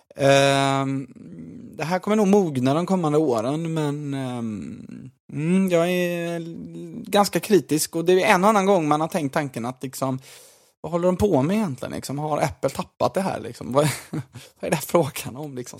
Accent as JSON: {"language": "Swedish", "town": "Gothenburg", "region": "Västra Götaland", "country": "Sweden", "said": "som göteborgare"}